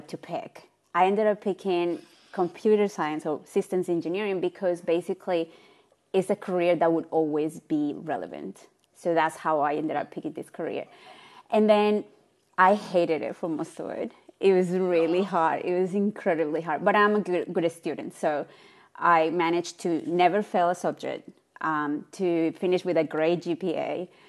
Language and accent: English; Colombia; moved away as an adult; now in Australia; I am from Colombia.